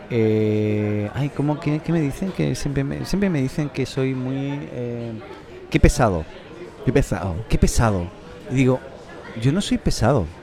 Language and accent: Spanish; Reus, Catalonia, Spain; also born or lived in Viña del Mar, Chile; now in Chile; yo nací en Reus, Tarragona, tío. O sea, en Reus, provincia de Tarragona, ¿no? Cataluña, ¿no? Eh, países catalans.